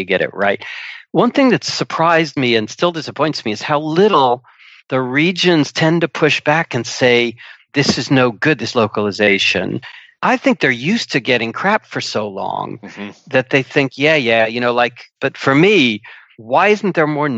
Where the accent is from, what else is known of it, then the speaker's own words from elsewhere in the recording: United States; moved away as an adult; now in United Kingdom; I'm an American